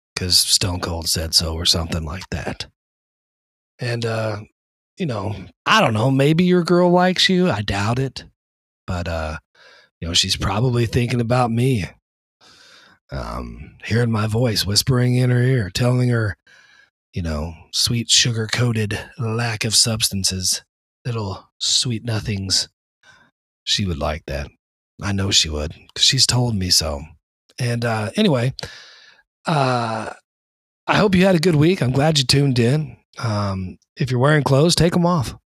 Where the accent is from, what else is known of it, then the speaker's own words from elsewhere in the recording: the South, United States; accent: southern; now in East Coast, United States; I was born and raised in the South, right underneath the Bible Belt.